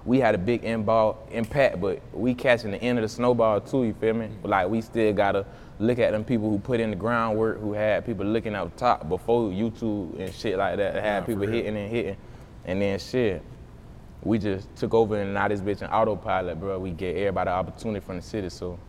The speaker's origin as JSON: {"language": "English", "town": "Jacksonville", "region": "Florida", "country": "United States", "tie": "born or raised there", "said": "I was born in Jacksonville, Florida, though. So why I say I'm from Jacksonville"}